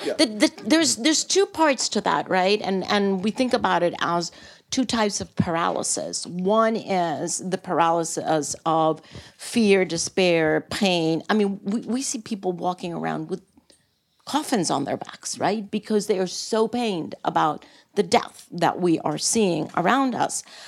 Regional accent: Costa Rica; come from a developing country. Uh, a model of environmental responsibility and from a very, very political family uh, where my father was not just three times president, but he also took the very courageous decision of abolishing the army, and hence Costa Rica has no army

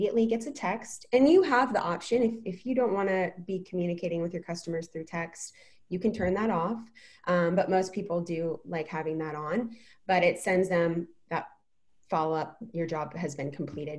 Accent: Fredericksburg, Virginia, United States; now in San Diego, United States; I'm originally from Virginia. I'm originally from Fredericksburg

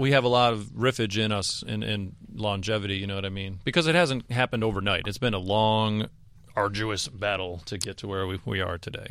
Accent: the South, United States; we're four dirtbags from the South

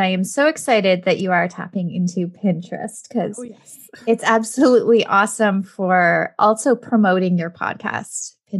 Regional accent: Canada; Canadian crossover too, because we are both Canadian, which is fantastic.

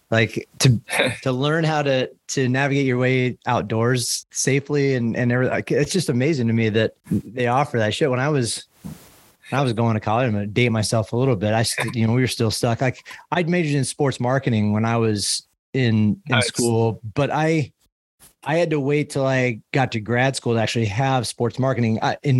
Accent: Midwest, United States; moved away as an adult; also born or lived in Boulder; I grew up in the Midwest where there's just nothing as far as educate, like type of majors

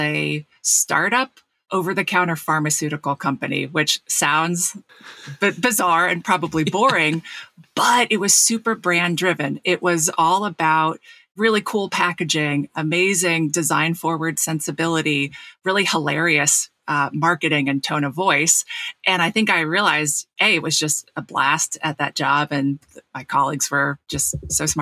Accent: New Jersey, United States; I grew up in South Jersey

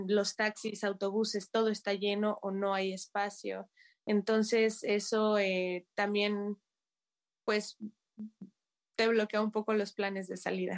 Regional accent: Mexico; moved away as an adult; now in Kyiv, Ukraine; como mexicana, como foráneo

